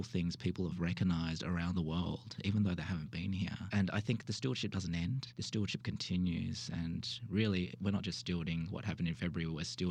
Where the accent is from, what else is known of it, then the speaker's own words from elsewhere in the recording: Sydney, New South Wales, Australia; moved away as an adult; also born or lived in Melbourne, Australia; now in Wilmore, United States; I actually hail from the true south, which is Australia, and was born and bred in Sydney